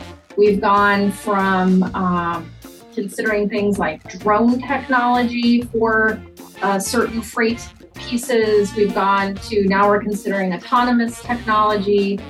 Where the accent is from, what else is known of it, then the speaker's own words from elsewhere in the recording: Houston, Texas, United States; moved away as an adult; also born or lived in Atlanta, Georgia; now in Iowa, United States; I actually grew up in Houston, Texas.